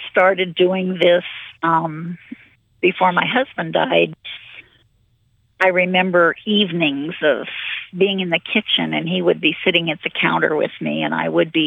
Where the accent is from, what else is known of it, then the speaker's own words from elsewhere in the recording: Lincoln, Nebraska, United States; also born or lived in Wayne, Nebraska; I grew up in Lincoln. I was born and raised here, and they call me a native Lincolnite.